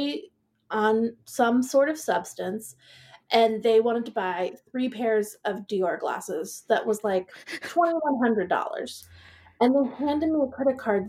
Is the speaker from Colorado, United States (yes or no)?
no; Seattle, Washington, United States; moved away as an adult; also born or lived in Manhattan, New York / Portland; I was born in Manhattan, grew up in Seattle.